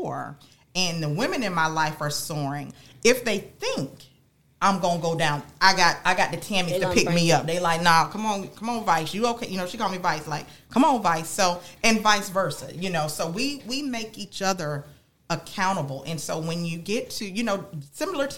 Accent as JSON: {"language": "English", "town": "West Palm Beach", "region": "Florida", "country": "United States", "tie": "born or raised there", "said": "I born and raised in Palm Beach County, grew up in West Palm Beach"}